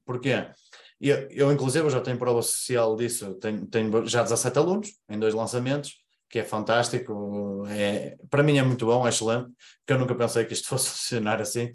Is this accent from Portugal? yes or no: yes; Paredes, North, Portugal; Eu sou aqui de Paredes, zona norte do país, Porto, uh, cerca de 20 km do Porto